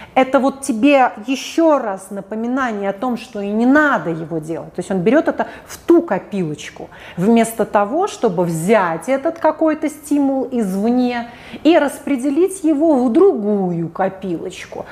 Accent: Saint Petersburg, Russia; а я из Питера

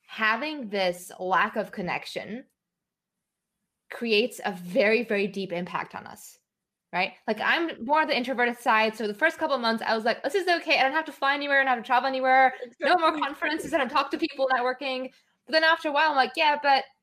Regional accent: Singapore; now in Netherlands; I grew up in Singapore

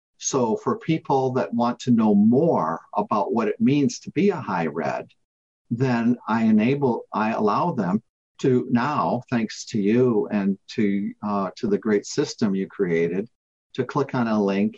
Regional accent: United States; now in United Kingdom; I live here in the UK, but I am an American

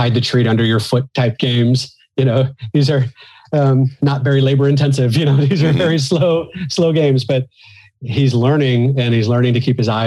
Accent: Missouri, United States; moved away; And I'm originally from the Midwest United States, from Missouri.

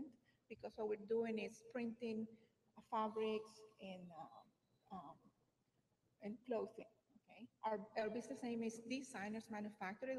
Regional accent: Honduras; moved away as an adult; now in United States; I'm from Honduras.

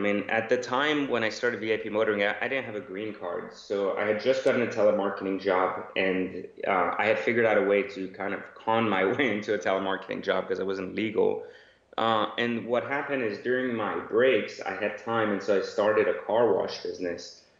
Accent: France; also born or lived in Iran; now in United States; I was born in Iran, grew up in France, and then found myself in Los Angeles. And then, of course, passed that into Northern Virginia near Washington, D.C.

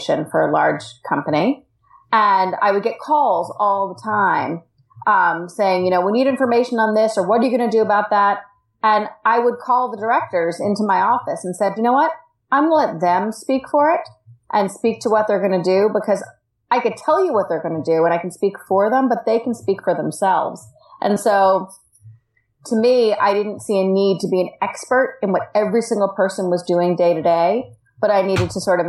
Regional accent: United States; moved away as an adult; also born or lived in Washington, D.C.; now in Australia; I am an American expat, and I live in the Australian outback

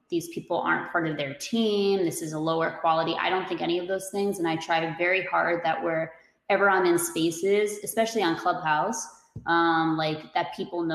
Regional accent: New Jersey, United States; I'm from Jersey

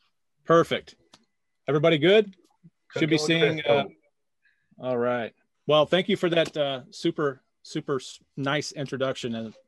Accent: St. Louis, Missouri, United States; I'm from St. Louis, Missouri.

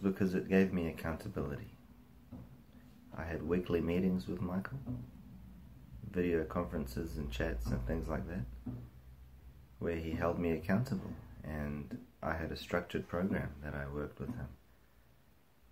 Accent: New Zealand; I'm from New Zealand

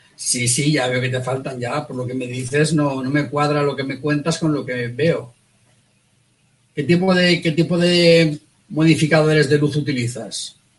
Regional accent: Valencia, Valencian Community, Spain; somos los dos de Valencia

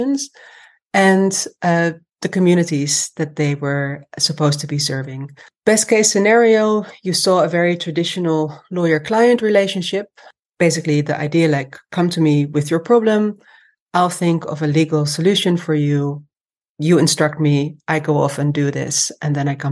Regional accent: Amsterdam, North Holland, Netherlands; moved away as an adult; also born or lived in London; now in Denmark; I grew up in Amsterdam, where I was born and raised

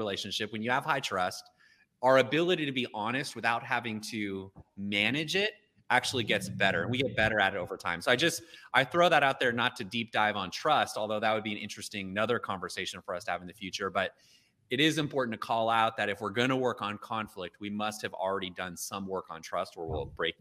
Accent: Oakland, California, United States; I was from Oakland, California

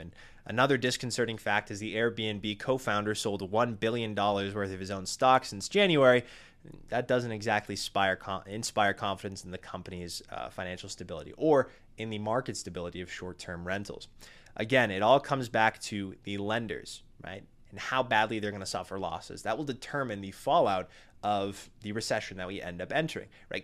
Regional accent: New England, United States; my small New England hometown

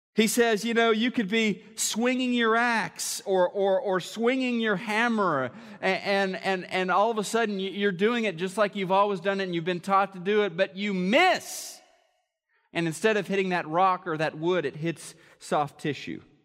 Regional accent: Missouri, United States; moved away; Missouri, my home state

